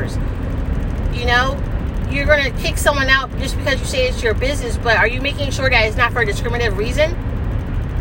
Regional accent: United States; I so happen to be American too

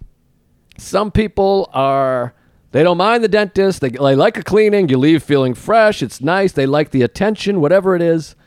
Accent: Boston, Massachusetts, United States; I'm from Boston

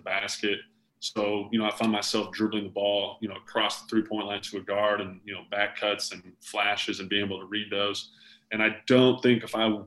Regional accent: Concord, United States; I said, no, I went to Concord from kindergarten, and I'm graduating from Concord

